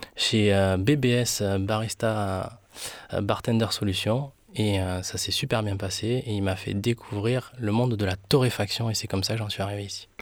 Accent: Colombia; now in France; chez moi, là où je suis né, en Colombie.

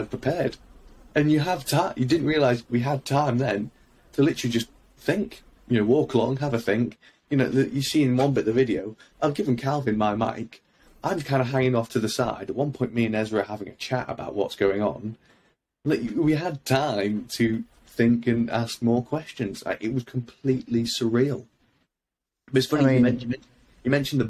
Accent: United Kingdom; I'm not Ukrainian. I'm a Brit.

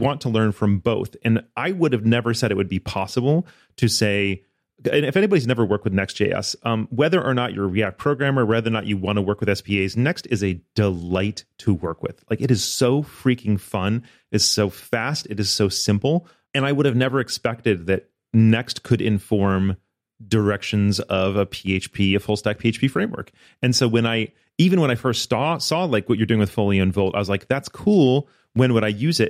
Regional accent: outside of Ann Arbor, Michigan, United States; moved away as an adult; also born or lived in Florida; I grew up in, outside of Ann Arbor

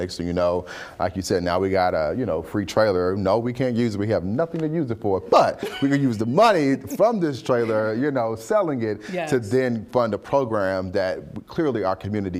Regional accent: St. Louis, Missouri, United States; I'm from the Show Me State. I'm from St. Louis.

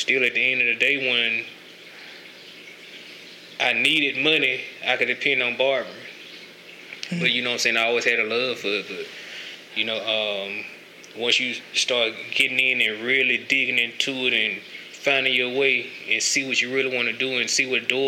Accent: Canton, Mississippi, United States; also born or lived in Jackson, Mississippi; I grew up in Farm Haven, Mississippi. You know, it's country part of Canton

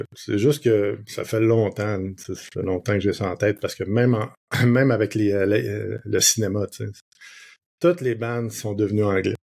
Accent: Quebec, Canada; Au Québec, c'est pas pire. On, garde le, français

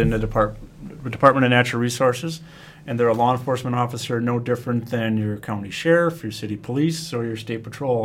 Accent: Wisconsin, United States; I'm born and raised in Wisconsin

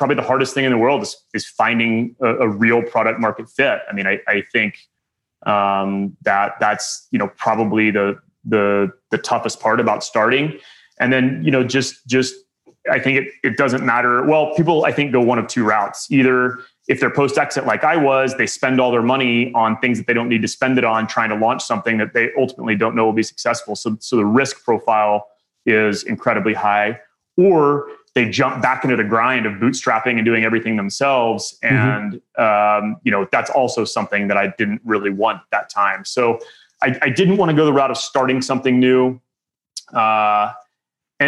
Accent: Midland, Texas, United States; moved back to my hometown, Midland, Texas

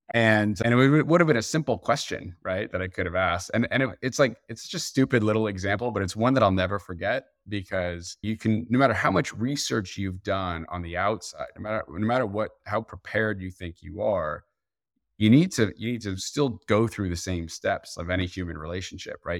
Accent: New Jersey, United States; I'm from Jersey

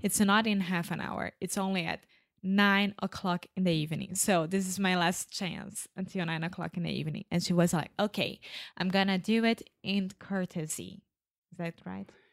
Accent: Brazil; Where are you coming from? Brazil.

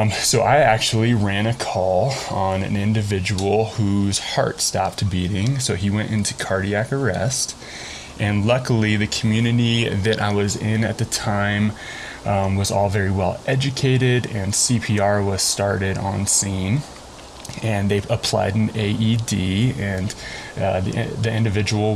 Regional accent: Colorado, United States; I am also pretty much a Colorado native. I moved to Colorado when I was about 9 months old, and I've been here ever since.

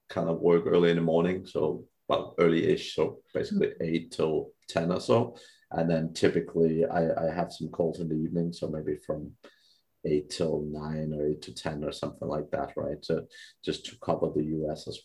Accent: Denmark; moved away; also born or lived in Philippines; I'm from Europe, Denmark originally

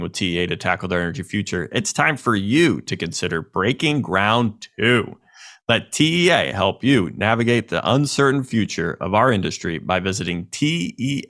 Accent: United States; I'm an American

